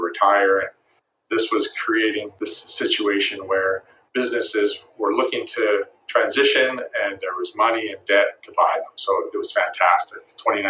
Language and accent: English; Vancouver, British Columbia, Canada; born and raised in Vancouver, British Columbia, Canada